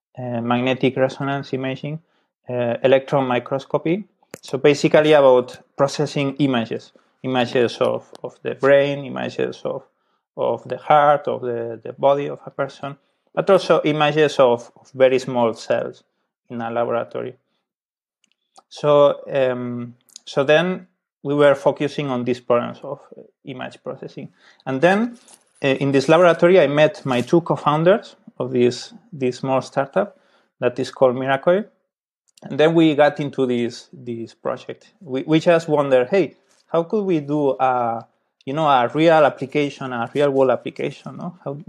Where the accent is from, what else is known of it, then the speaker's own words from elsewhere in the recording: Barcelona, Catalonia, Spain; I'm from Barcelona. So I studied there.